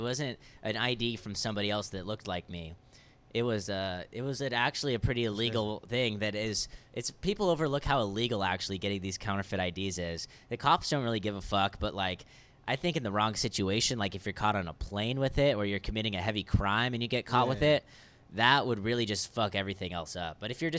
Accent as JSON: {"language": "English", "town": "La Quinta", "region": "California", "country": "United States", "said": "La Quinta, California."}